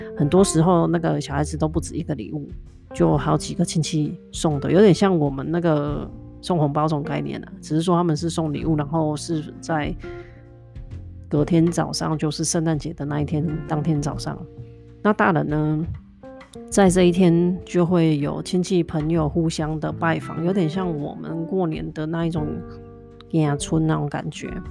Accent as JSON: {"language": "Chinese", "region": "southern Taiwan", "country": "Taiwan", "tie": "born or raised there", "moved": "yes", "lives_now": "North America", "said": "其实小时候我在台湾南部长大，那南部就是比较温暖嘛"}